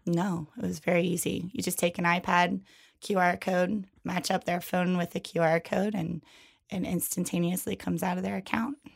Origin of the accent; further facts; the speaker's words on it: York, Pennsylvania, United States; now in New York City, United States; I'm originally from York, Pennsylvania. Um, I moved to New York City in two thousand one